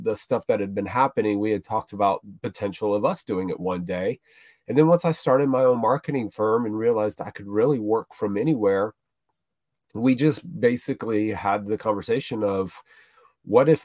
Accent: Florida, United States; I grew up in Florida

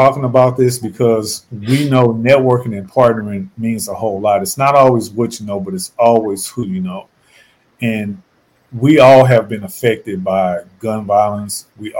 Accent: St. Louis, Missouri, United States; moved away as an adult; now in Charlotte, United States; back in my hometown of St. Louis, Missouri. I'm in Charlotte now.

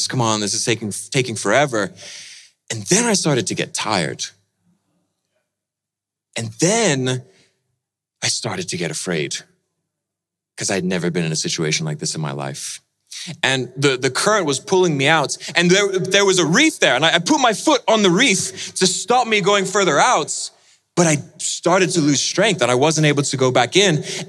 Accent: Indonesia; See, I grew up in Indonesia, and after I finished university, I went back there to Indonesia, and Indonesia is a beautiful country, wonderful islands and beaches

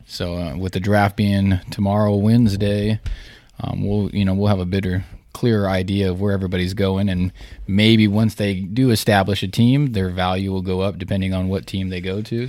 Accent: California, United States; Growing up in California

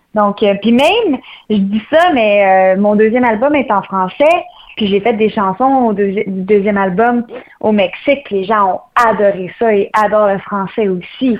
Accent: Saint-Basile-le-Grand, Quebec, Canada; Je pars de loin, je pars du Québec plus précisément. Euh, je suis native de Saint-Basile-le-Grand

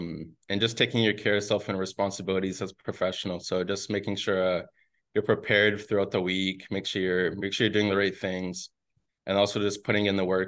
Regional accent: Burnaby, British Columbia, Canada; moved away as an adult; also born or lived in Fresno, United States / Hamilton, Canada; I'm going to be going against Vancouver, so that's where I'm from.

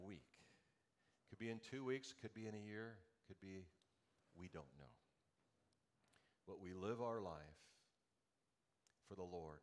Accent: Los Angeles, California, United States; moved away; my hometown in L.A.

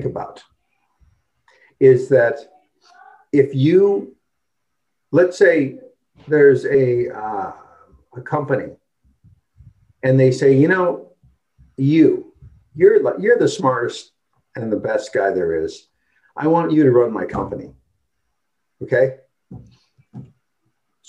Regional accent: Wisconsin, United States; now in Seattle, United States; I'm from Wisconsin

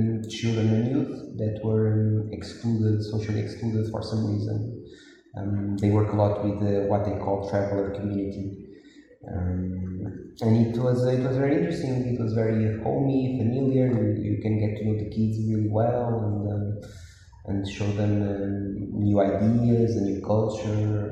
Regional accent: Porto, Norte, Portugal; I was born and grew in Porto, in Portugal

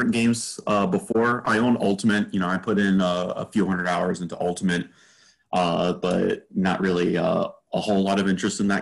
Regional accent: Florida, United States; I was actually born in Florida, and I got my esports starts, if you will, with Smash down in South Florida starting in 2004

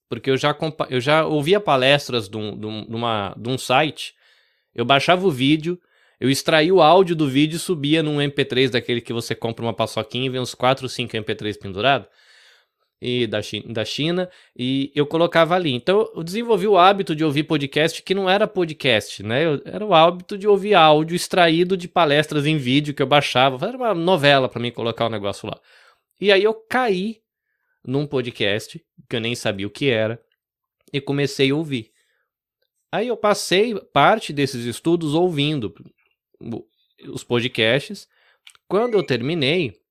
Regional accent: Rio Claro, São Paulo, Brazil; also born or lived in Salvador; eu nasci em Salvador, na Bahia, cresci no interior de São Paulo. Né? Fui muito pequenininho, minha família é um bando de baiano que foi para São Paulo ganhar vida, né?

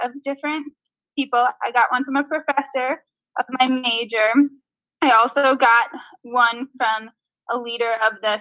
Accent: Apple Valley, Minnesota, United States; also born or lived in Eagan, Minnesota; I grew up in Apple Valley, Minnesota.

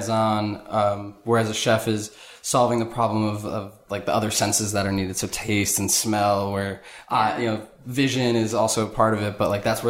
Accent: Jackson, New Jersey, United States; also born or lived in Howell, New Jersey; I grew up in Jackson, or Howell, Jackson

